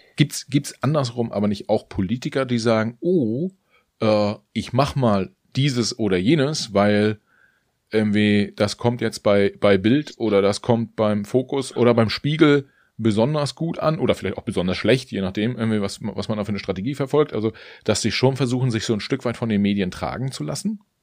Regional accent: Mecklenburg-Vorpommern, Germany; in Mecklenburg-Vorpommern aufgewachsen

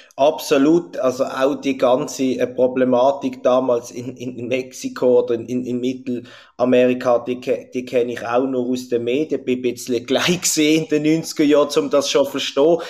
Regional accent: Switzerland; bei uns in der Schweiz

